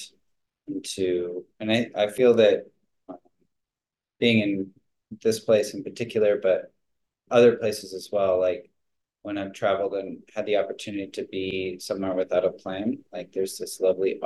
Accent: Ojai, California, United States; also born or lived in Costa Rica; I'm from California, Ojai, California, to be specific.

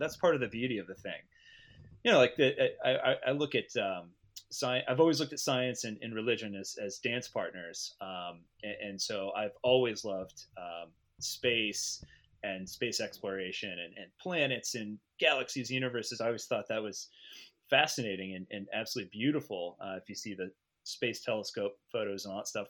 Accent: United States; as an American

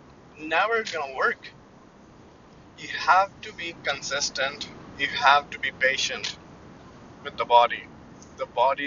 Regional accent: India; moved away as an adult; now in Canada; I'm Indian

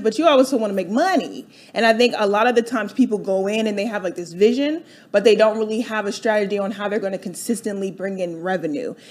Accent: Delaware, United States; moved away as an adult; now in Atlanta, United States; I grew up in uh, Delaware.

